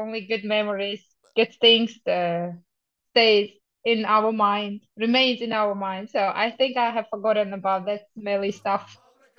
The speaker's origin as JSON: {"language": "English", "country": "Tajikistan", "tie": "born or raised there", "second_language": "English", "said": "I am 33 years old. I'm going to be 34 next month. I am from Tajikistan. It's a very small country in Central Asia, next to China. It borders with China, Uzbekistan, Afghanistan, and Kyrgyzstan. I teach English here in my hometown"}